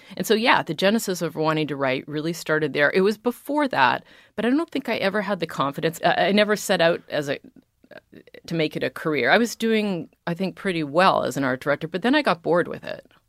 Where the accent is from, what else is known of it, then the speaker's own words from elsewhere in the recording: Toronto, Ontario, Canada; moved away as an adult; also born or lived in Arizona, United States; I'm Canadian